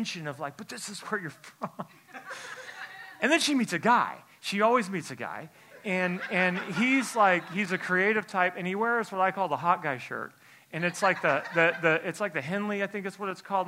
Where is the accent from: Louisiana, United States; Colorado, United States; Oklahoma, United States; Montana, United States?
Oklahoma, United States; Tulsa; I'm from Tulsa, Oklahoma